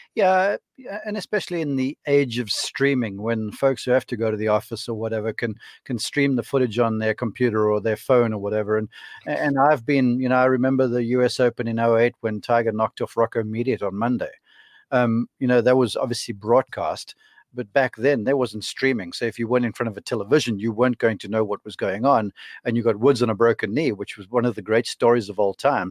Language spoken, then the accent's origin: English; Somerset West, Western Cape, South Africa; moved away; my hometown of Somerset West.